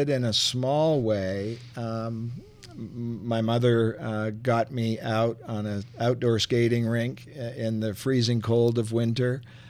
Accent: Montreal, Quebec, Canada; born there; Well, I was born in Montreal in the province of Quebec. And hockey was then a very big thing and still is, I believe.

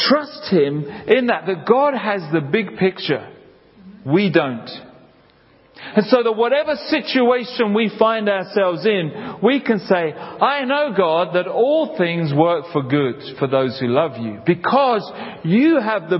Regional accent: London, United Kingdom; I grew up in South London near Hampton Court.

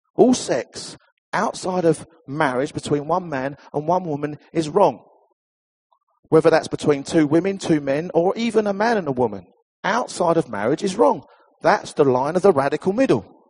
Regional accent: Essex, East of England, United Kingdom; I come from Essex.

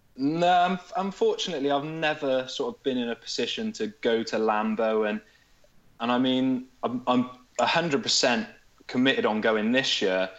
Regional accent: Hereford, West Midlands, United Kingdom; I'm from Hereford

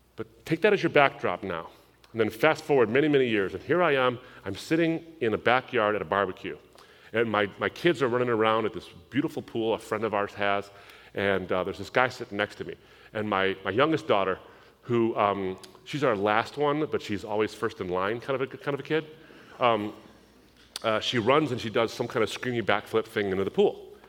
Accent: United States; I was born in the United States, but I come from a Middle Eastern background.

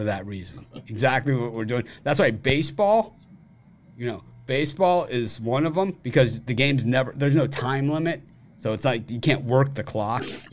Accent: Miami, Florida, United States; I grew up in Miami, which is a Spanish city

